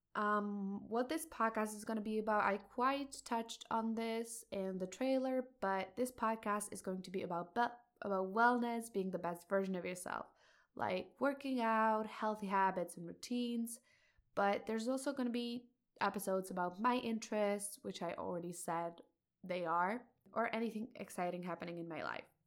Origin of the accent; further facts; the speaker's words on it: Czechia; I'm a high school student, and I'm from Czech Republic